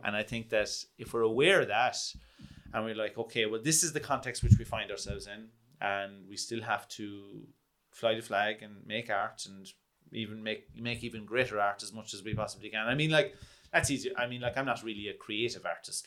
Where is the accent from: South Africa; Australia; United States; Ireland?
Ireland; Kerry, Munster; also born or lived in London; I'm from Kerry